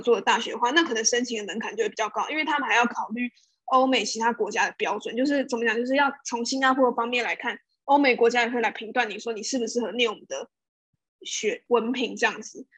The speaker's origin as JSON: {"language": "Chinese", "country": "Taiwan", "tie": "born or raised there", "moved": "as an adult", "lives_now": "Singapore", "said": "我从小到大都在台湾长大"}